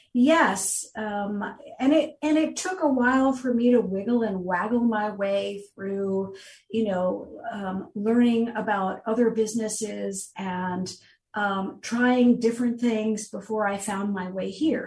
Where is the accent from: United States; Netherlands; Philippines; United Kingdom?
United States; New Jersey; moved away as an adult; now in Florida, United States; I was born in New Jersey, raised there, spent most of my life there